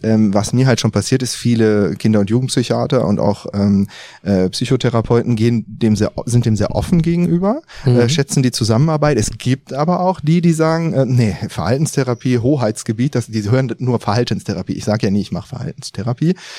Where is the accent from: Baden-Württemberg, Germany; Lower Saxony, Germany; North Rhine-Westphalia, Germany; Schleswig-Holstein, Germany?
North Rhine-Westphalia, Germany; Düsseldorf; sind jetzt hier in Düsseldorf. Ja, hier komme ich her